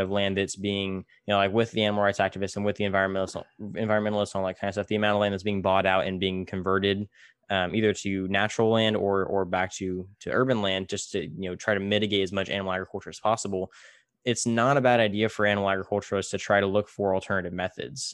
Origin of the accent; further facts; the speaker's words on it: Tulare, California, United States; I, I grew up in, in, you know, I don't know if you've ever heard Tulare